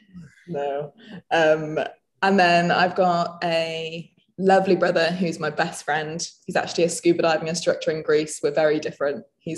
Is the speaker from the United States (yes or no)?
no; Nottingham, East Midlands, United Kingdom; moved away as an adult; also born or lived in the Alps; So I grew up in England. I grew up in Nottingham.